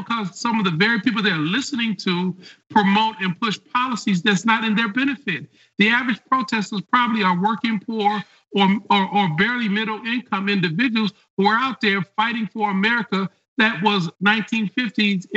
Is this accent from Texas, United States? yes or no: no; Detroit, Michigan, United States; I grew up in Detroit